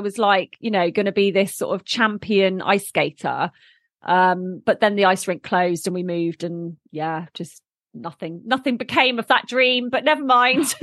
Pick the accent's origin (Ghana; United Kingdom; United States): United Kingdom; Bournemouth, South West England; I was born in Bournemouth